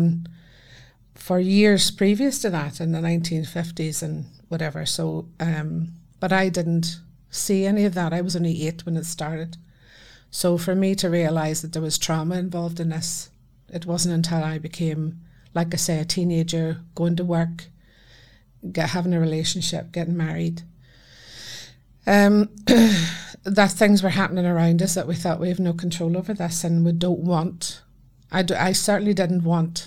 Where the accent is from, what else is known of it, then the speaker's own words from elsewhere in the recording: Belfast, Northern Ireland, United Kingdom; moved away as an adult; now in Scotland, United Kingdom; I was born in Belfast. And then I came to Scotland 35 years ago.